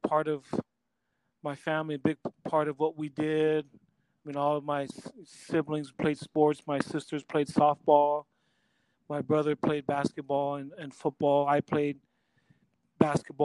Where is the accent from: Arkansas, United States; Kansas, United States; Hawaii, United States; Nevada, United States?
Hawaii, United States; I was raised here in Hawaii